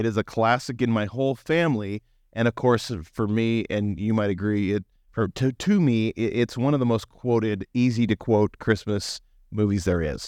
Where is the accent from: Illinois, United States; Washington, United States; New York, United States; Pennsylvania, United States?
Washington, United States; Western; growing up in Western Washington